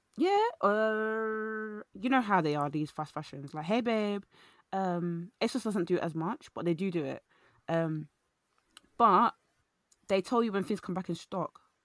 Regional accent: London, United Kingdom; I went to a, a, a London, East London primary school

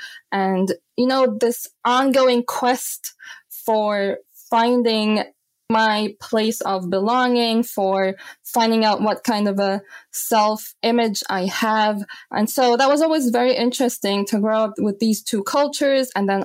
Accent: Vienna, Austria; yes, I was born and raised in Vienna, Austria. I grew up here, but my parents are both from Egypt. So Egyptian culture always played a big role in our home, in our family. And it was kind of difficult to grow up between these two cultures.

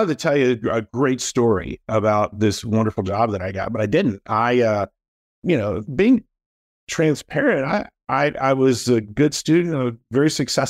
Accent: Daytona Beach, Florida, United States; Yeah, I grew up in Daytona Beach, Florida. Actually born in Daytona Beach, Florida. So not a lot of native Floridians these days, it seems like

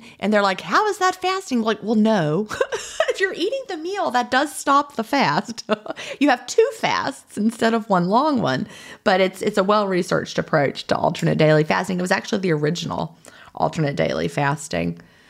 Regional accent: Augusta, Georgia, United States; also born or lived in Atlanta; So like I came from Augusta, like I said, and of course we would always go through Atlanta. So I lived in Atlanta for a while, then Augusta

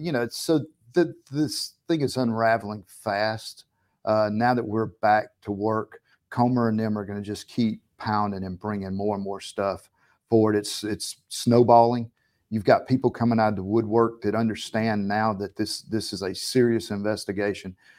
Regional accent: the South, United States; We're from the South

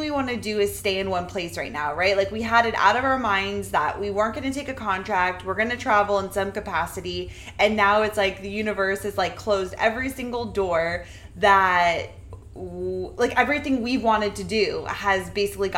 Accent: New England, United States; now in Florida, United States; I'm from New England

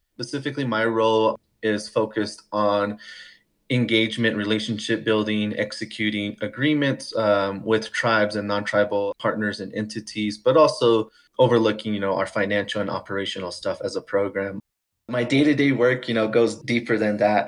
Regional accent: Santo Domingo Pueblo, New Mexico, United States; now in Longmont, United States; I come from the Santo Domingo Pueblo community in north central New Mexico. I currently live in northern Colorado in the town of Longmont

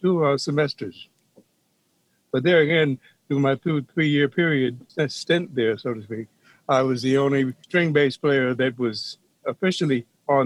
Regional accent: New York City, New York, United States; Born in New York, Harlem Hospital, back in 1936

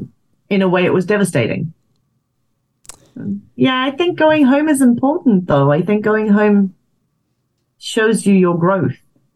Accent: South Africa; You know, I went back to my hometown in South Africa

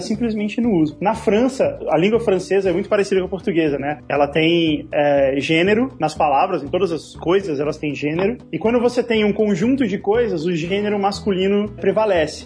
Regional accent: Brazil; a gente é brasileiro

